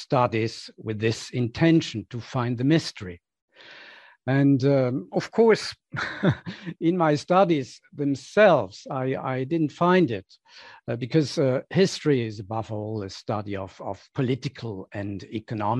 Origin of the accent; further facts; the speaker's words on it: Switzerland; when I was outside Switzerland, when I left the narrow world of where I grew up for the first time for 6 months